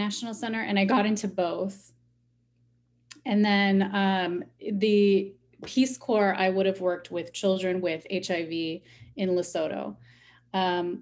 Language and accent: English; Chicago, Illinois, United States; I'm from Chicago